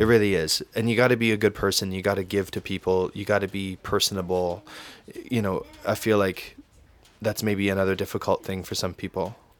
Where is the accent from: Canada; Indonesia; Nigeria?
Canada; Windsor, Ontario; also born or lived in Toronto; I love my hometown